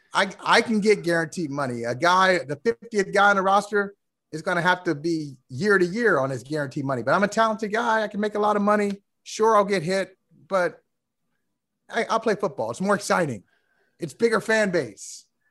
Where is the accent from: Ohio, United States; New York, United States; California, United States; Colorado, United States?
Ohio, United States; Akron; growing up in Akron